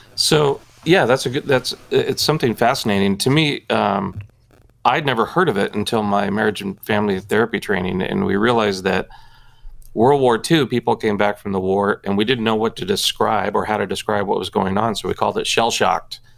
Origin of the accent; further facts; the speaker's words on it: Southern California, United States; also born or lived in Oklahoma; I grew up, uh, born and raised in Southern California, with the exception of two years uh, in middle school